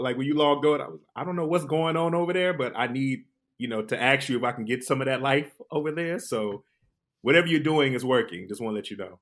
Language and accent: English; Detroit, Michigan, United States; I'm born and raised in Detroit, but my family migrated from South Carolina, Columbia, Newberry